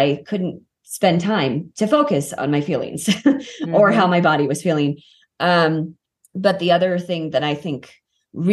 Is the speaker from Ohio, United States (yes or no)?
no; Kansas City, Missouri, United States; moved away as an adult; also born or lived in Los Angeles, United States; now in Colorado, United States; I grew up in Kansas City. Colorado is my actual home